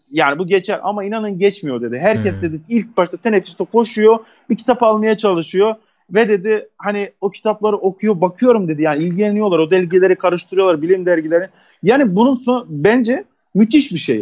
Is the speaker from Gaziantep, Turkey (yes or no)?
no; Kahramanmaraş, Turkey; also born or lived in Istanbul; Elbistan bizim Maraş'ımızın bir ilçesi